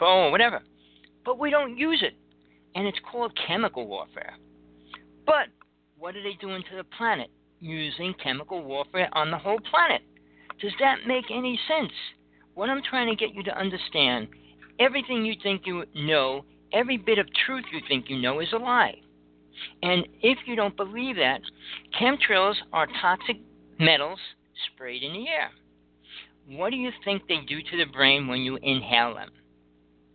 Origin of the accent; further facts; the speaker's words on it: New Jersey, United States; I grew up in Jersey